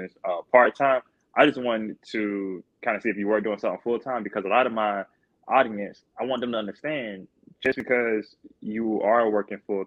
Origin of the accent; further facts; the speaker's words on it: Darlington, South Carolina, United States; I'm from Darlington. So, you know, Darlington High